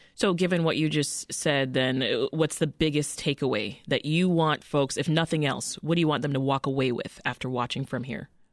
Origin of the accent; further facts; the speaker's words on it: Canada; I'm Canadian